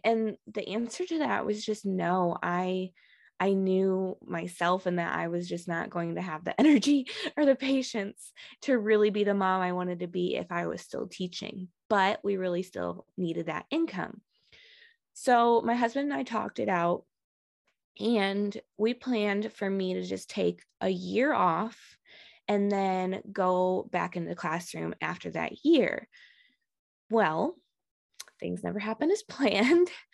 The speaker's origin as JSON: {"language": "English", "region": "Michigan", "country": "United States", "also_born_or_lived": "Texas", "moved": "as an adult", "said": "I'm actually originally from Michigan"}